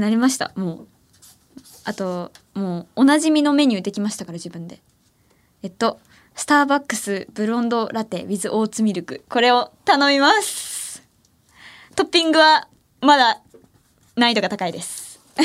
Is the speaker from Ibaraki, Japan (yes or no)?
no; Ehime, Japan; now in Tokyo, Japan; 愛媛から上京してきた